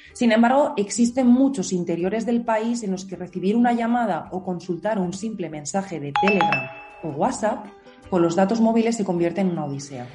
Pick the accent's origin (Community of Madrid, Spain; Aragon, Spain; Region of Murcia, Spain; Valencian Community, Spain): Aragon, Spain; Teruel; mi pueblo esté muerto, pero créeme que solo está en medio de Teruel